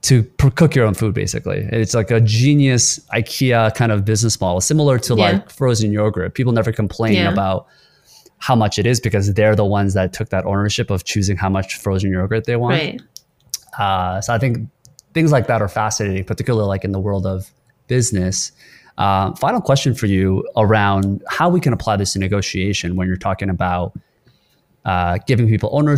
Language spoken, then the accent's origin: English; South Korea; now in Canada; I was born in Korea and I grew up there for a while. And I came to Canada